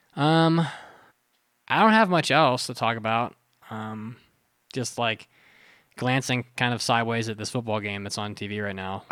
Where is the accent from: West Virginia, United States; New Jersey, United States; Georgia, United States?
West Virginia, United States; also born or lived in Florida; now in Colorado, United States; I grew up with Kroger in West Virginia